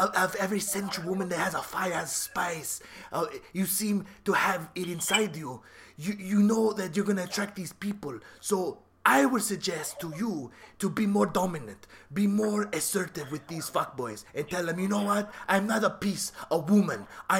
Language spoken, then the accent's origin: English; New Jersey, United States; Okay, I'm from New Jersey, okay?